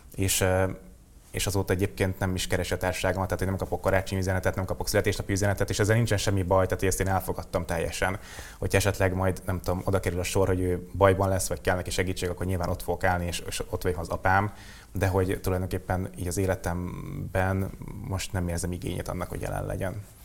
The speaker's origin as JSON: {"language": "Hungarian", "country": "Hungary", "tie": "born or raised there", "said": "vidékre költöztem Alcsodobozra a nagyomámhoz, és ö, ott nőttem föl."}